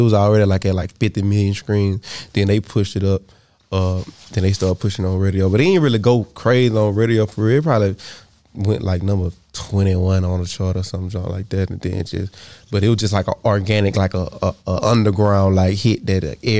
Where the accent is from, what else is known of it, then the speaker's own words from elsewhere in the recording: the South, United States; I mean, we from the South, so we from Boosie Pop. You know what I'm saying? I'm from the South, so we from Boosie Pop.